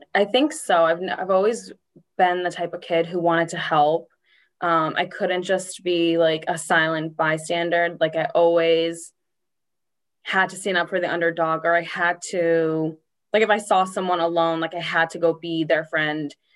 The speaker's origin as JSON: {"language": "English", "town": "Norwood", "region": "Massachusetts", "country": "United States", "tie": "born or raised there", "said": "I grew up in Norwood, Mass. Um, born and raised to live here."}